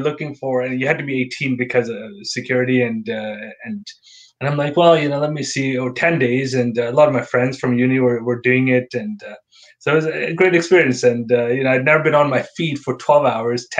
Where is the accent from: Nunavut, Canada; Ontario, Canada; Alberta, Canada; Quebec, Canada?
Alberta, Canada; Calgary; moved away as an adult; also born or lived in Toronto; now in Scotland; I'm born and raised in Calgary